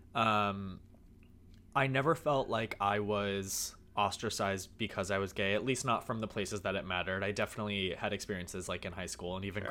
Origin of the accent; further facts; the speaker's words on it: Chicago, Illinois, United States; moved away as an adult; also born or lived in Long Beach, California; when I grew up in Chicago, everything I did was under the guidance of my parents